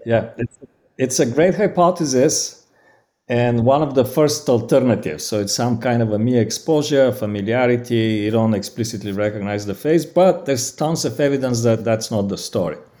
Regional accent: Bulgaria; accent: Bulgarian; English is a second language; moved away; i'm originally from bulgaria that's my accent

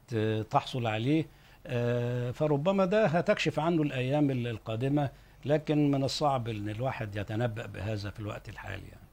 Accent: Egypt; عندنا في مصر

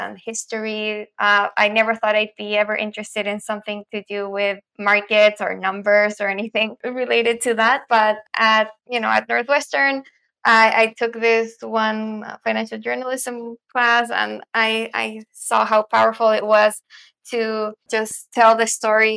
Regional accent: Santiago, Santiago Metropolitan Region, Chile; moved away as an adult; also born or lived in United States; I'm originally from Santiago, Chile

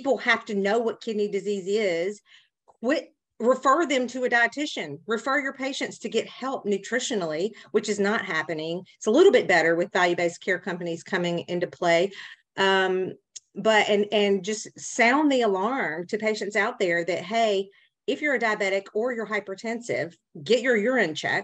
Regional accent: Tennessee, just south of Memphis, United States; accent: southern; I'm in the South, obviously by my accent, and just south of Memphis, Tennessee

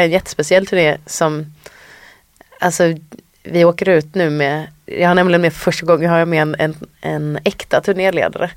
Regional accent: Sweden; som svensk artist, det är framförallt Sverige jag spelar

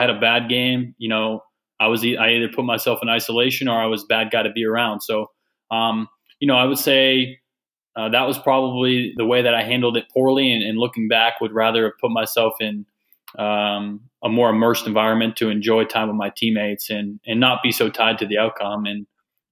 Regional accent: Massachusetts, United States; I was a kid from Massachusetts

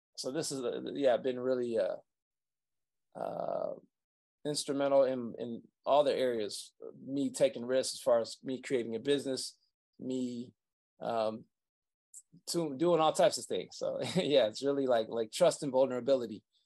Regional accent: Saginaw, Michigan, United States; I was born in Saginaw, Michigan

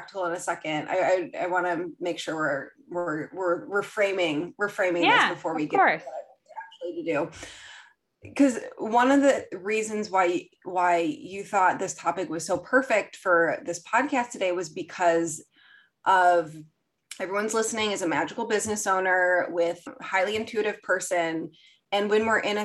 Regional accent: Midwest, United States; I'm from the Midwest

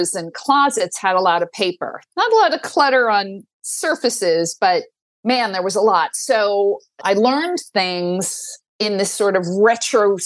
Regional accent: New York City, New York, United States; I grew up in Staten Island. I went to, you know, public schools, K to 12, very happily.

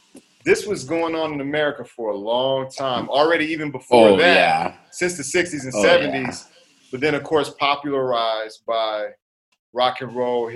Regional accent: United States; I had the American mother, the African father, born and raised in the United States, had never been to Europe, had never been to Africa.

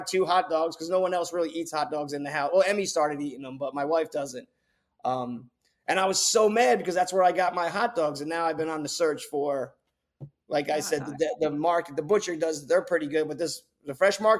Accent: New Jersey, United States; now in Raleigh, United States; I'm from New Jersey

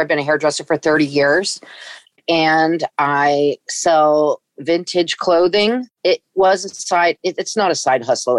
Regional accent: Corte Madera, California, United States; moved away as an adult; also born or lived in San Francisco, California; now in Portland, United States; I grew up in Marin County in Corte Madera, and like I moved to San Francisco when I was 17

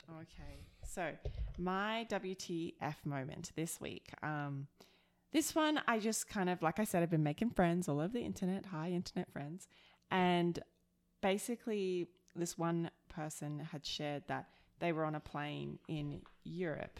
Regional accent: Australia; now in Alberta, Canada; I'm the Aussie

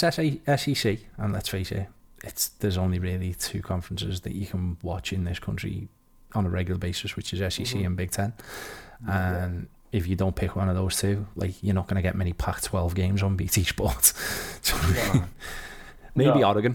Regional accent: Liverpool, North West England, United Kingdom; I'm from Liverpool.

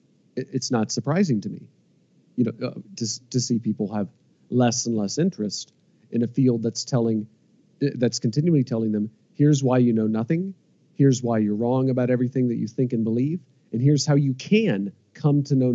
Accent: Midwest, United States; you know, we're both from the Midwest. Like we're both Americans from the Midwest who are INTJs and who have philosophy-inspired podcasts.

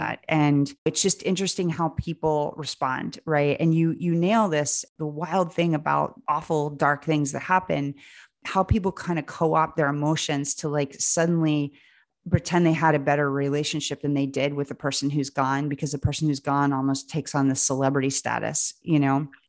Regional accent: Lancaster, Pennsylvania, United States; I grew up in Lancaster, Pennsylvania

